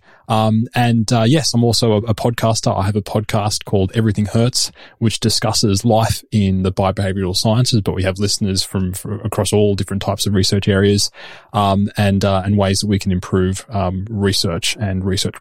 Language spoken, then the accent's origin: English; Sydney, New South Wales, Australia; moved away as an adult; now in Oslo, Norway; I've come via Sydney, where I grew up.